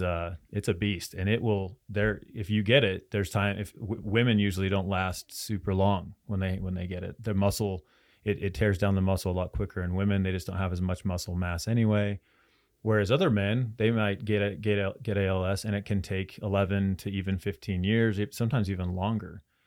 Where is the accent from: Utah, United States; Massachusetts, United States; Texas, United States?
Utah, United States; Roy; So I'm from Roy and in Roy itself, there were people coming from Idaho, from Wyoming, from all over Utah